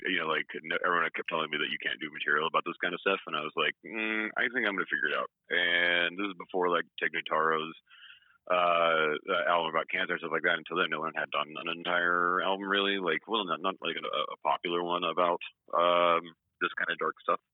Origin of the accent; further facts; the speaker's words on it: Atlanta, Georgia, United States; I'm from Atlanta